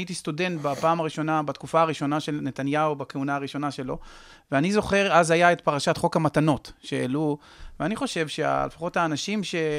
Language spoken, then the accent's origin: Hebrew; Israel; אני גדלתי, סיפרתי לך, בשיכון המזרח, אה, ממשפחה מזרחית